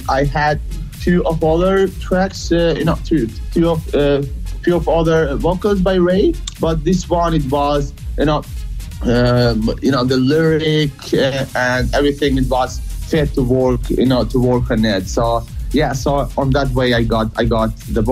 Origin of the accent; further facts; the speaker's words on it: Kosovo; I'm from Kosovo